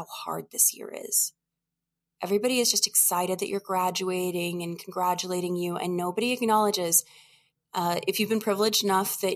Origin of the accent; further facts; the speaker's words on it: New Orleans, Louisiana, United States; also born or lived in Oregon; I'm from New Orleans originally.